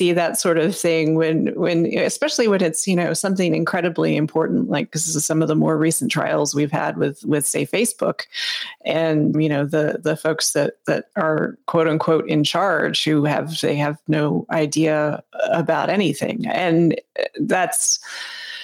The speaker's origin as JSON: {"language": "English", "country": "United States"}